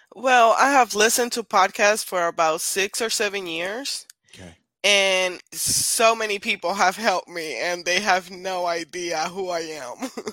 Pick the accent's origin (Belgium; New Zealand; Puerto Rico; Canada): Puerto Rico; moved away; I'm originally from Puerto Rico